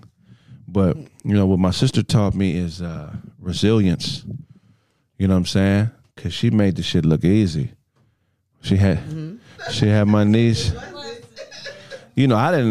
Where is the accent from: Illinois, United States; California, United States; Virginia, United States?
California, United States; Pasadena; I'm from Pasadena. I was born in Huntington Memorial Hospital